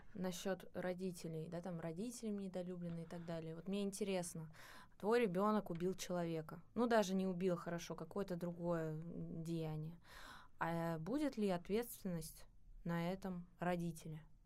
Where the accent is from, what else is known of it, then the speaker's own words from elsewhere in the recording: Moscow Oblast, Russia; в Московской области, вот э, там, откуда я родом